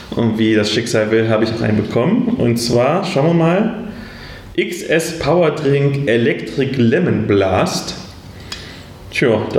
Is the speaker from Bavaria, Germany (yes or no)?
yes; Würzburg, Bavaria, Germany; ich komme aus Würzburg, bin Organisator